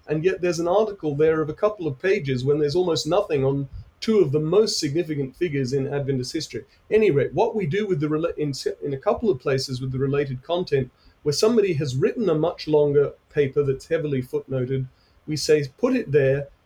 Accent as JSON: {"language": "English", "country": "United Kingdom", "said": "I'm from Britain"}